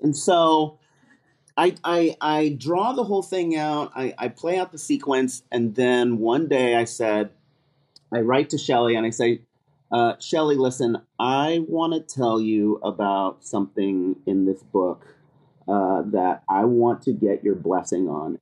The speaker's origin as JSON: {"language": "English", "region": "California", "country": "United States", "said": "I'm from California"}